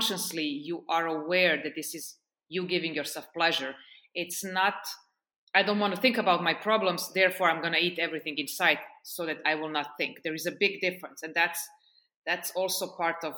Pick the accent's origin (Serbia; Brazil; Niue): Serbia; also born or lived in Portugal / United States / Oman / France; now in Estonia; I lived in Serbia, which is my home country.